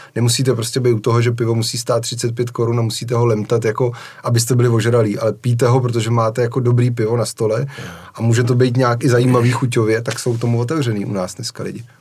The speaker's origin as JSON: {"language": "Czech", "country": "Czechia", "said": "jak jsme jako Češi zvyklí"}